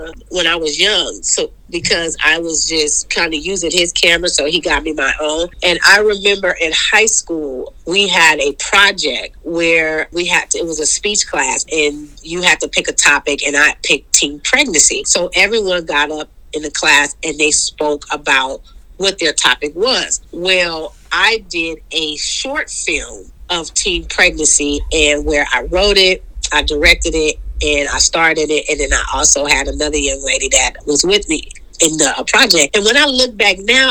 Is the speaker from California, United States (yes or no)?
yes; Oakland, California, United States; I grew up in Oakland, California, born and raised